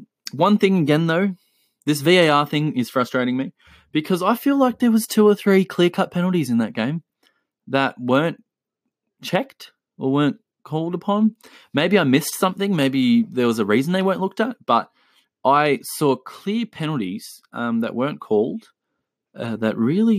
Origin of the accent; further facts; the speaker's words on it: Chile; I have seen so many posts, obviously because of the fact that I'm from Chile.